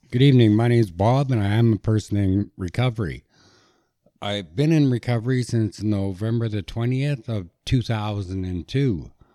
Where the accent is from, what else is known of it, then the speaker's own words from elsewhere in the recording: Kelowna, British Columbia, Canada; I grew up in Kelowna, British Columbia